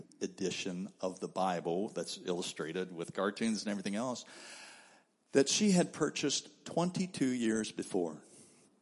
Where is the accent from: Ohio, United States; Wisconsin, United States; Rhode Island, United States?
Ohio, United States; Cincinnati; moved away; That's my hometown. That's where I'm from. My brother pastors a church there.